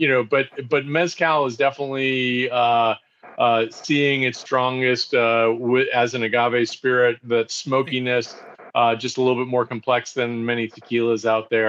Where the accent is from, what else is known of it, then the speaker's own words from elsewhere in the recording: just outside of Boston, Massachusetts, United States; now in Pennsylvania, United States; I grew up just outside of Boston